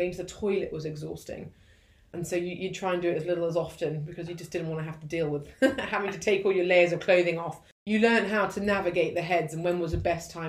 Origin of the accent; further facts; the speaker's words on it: Hong Kong; And I had a wonderful life growing up in Hong Kong.